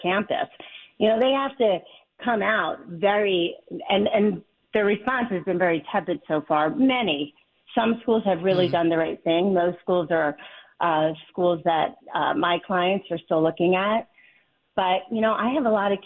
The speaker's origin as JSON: {"language": "English", "town": "Wynnewood", "region": "Pennsylvania", "country": "United States", "tie": "born or raised there", "moved": "yes", "lives_now": "Manhattan, United States", "said": "I grew up on the main line in Wynwood"}